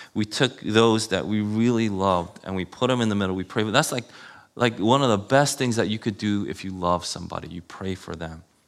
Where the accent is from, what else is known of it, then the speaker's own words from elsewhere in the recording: New York City, New York, United States; I grew up in Queens